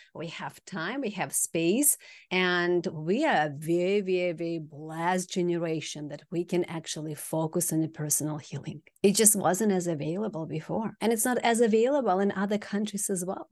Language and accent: English; Kazakhstan; moved away; From Kazakhstan originally.